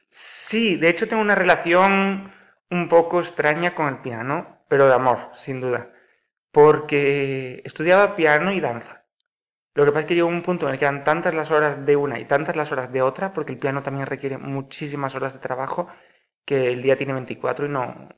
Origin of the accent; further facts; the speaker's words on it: Pontevedra, Galicia, Spain; also born or lived in Marín; Nacido aquí en Pontevedra